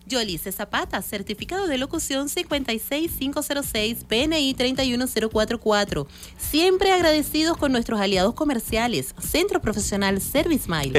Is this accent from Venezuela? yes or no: yes; Venezuela; somos venezolanos